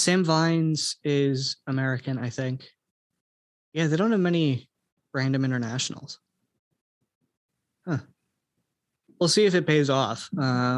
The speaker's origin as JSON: {"language": "English", "region": "Scotland", "country": "United Kingdom", "said": "I'm Scottish"}